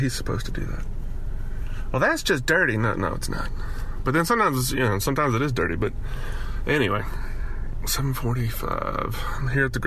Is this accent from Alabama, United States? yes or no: yes; Alabama, United States; now in Miami, United States; growing up in Alabama